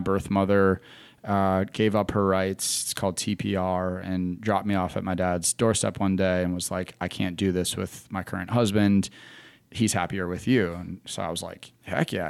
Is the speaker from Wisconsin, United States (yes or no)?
yes; Wisconsin, United States; moved away as an adult; now in Charlotte, United States; I was born and raised in Wisconsin, uh, moved to Charlotte because I wanted to get out of the winter.